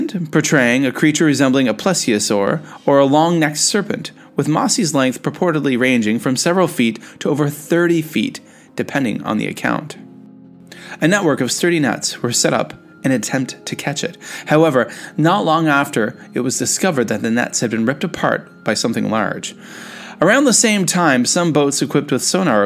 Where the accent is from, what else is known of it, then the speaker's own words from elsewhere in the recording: Canada; I'm a Canadian